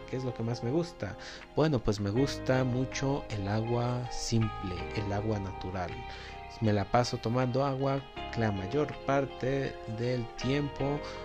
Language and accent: Spanish; State of Mexico, Mexico; soy del Estado de México